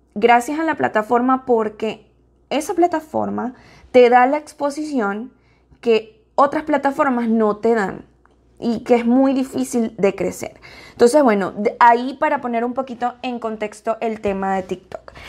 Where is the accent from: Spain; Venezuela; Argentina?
Venezuela; now in United States; como decimos en Venezuela